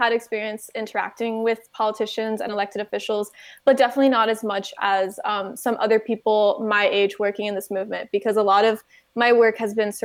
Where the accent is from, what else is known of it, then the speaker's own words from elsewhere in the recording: United States; born and raised in the United States